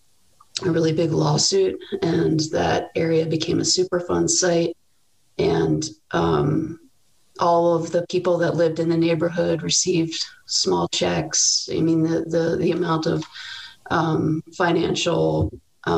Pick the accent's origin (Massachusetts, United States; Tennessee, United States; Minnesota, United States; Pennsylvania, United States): Pennsylvania, United States; Paoli; I grew up outside of Philadelphia in a suburban town called Paoli.